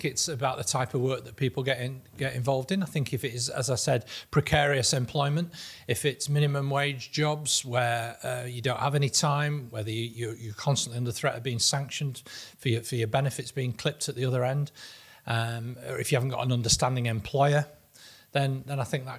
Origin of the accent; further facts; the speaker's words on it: Lancaster, North West England, United Kingdom; And I saw a 1-1 draw with Lancaster City, which is my hometown team.